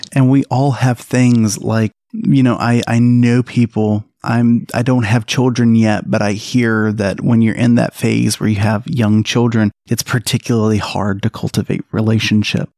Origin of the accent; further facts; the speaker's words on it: Alabama, United States; moved away as an adult; now in South Carolina, United States; I'm from Alabama.